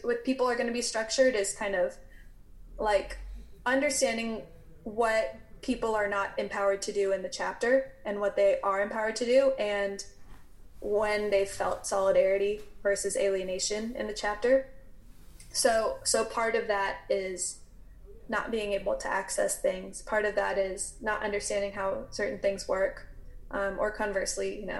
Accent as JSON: {"language": "English", "region": "the South", "country": "United States", "tie": "born or raised there", "said": "I grew up in the South."}